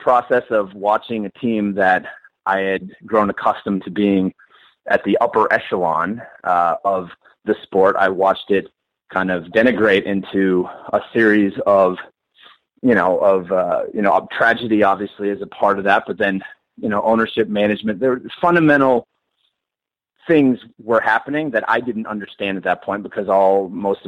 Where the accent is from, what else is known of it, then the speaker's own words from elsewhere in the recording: Boston, Massachusetts, United States; I grew up in Boston and I was born in 1979.